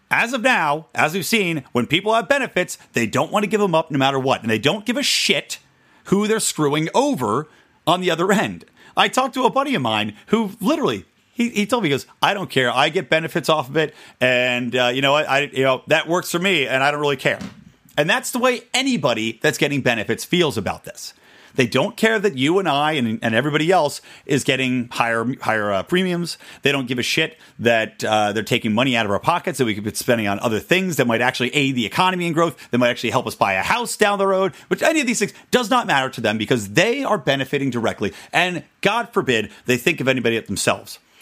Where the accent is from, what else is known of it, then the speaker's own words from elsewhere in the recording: California, United States; my home state of California